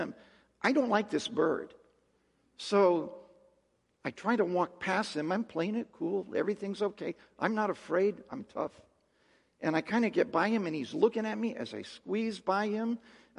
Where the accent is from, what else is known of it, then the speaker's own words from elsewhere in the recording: Mojave Desert, California, United States; I'm from the Mojave Desert in California